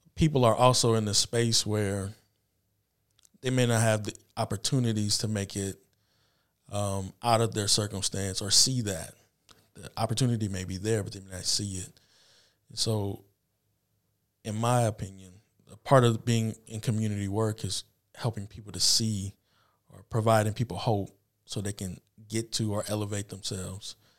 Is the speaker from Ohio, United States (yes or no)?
no; Anderson, Indiana, United States; also born or lived in Peoria, Illinois; born and raised in Anderson, graduated from Highland in two thousand seven